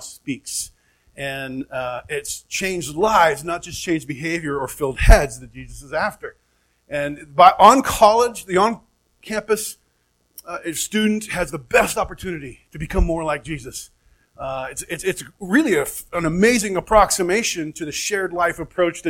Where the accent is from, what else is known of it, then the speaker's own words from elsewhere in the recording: Oregon, United States; moved away as an adult; also born or lived in Phoenix, Arizona; now in Flagstaff, United States; family up in Oregon, both born and raised